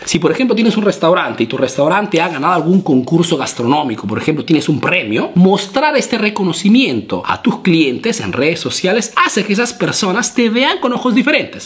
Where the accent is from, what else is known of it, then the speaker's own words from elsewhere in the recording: Peru; now in Italy; soy un emprendedor peruano que vive, que radica, que hace negocios aquí en Italia